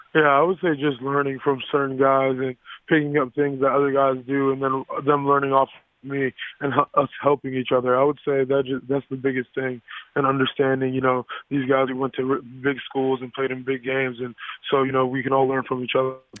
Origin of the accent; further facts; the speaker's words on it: South Florida, United States; growing up in South Florida